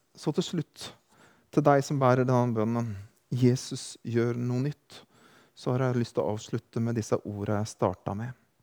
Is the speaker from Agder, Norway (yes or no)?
no; Drangedal, Telemark, Norway; moved away; hjemme i hjembygda mi i Kroken, Neslandsvatn, Drangedal